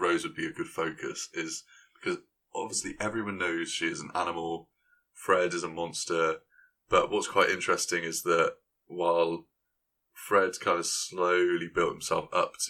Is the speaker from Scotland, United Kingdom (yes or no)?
no; Gloucester, South West England, United Kingdom; I am from Gloucester.